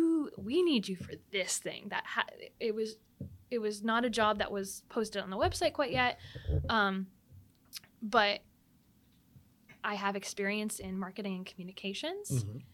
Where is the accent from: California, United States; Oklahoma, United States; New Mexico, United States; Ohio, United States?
Ohio, United States; Dover; So I grew up in Dover. Mm-hmm. I graduated from Dover in 2012.